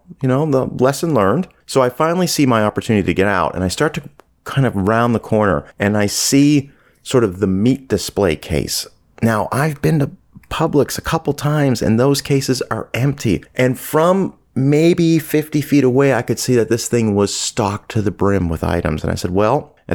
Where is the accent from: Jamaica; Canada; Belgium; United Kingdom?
Canada; also born or lived in Southern United States; now in United States; I'm from Canada originally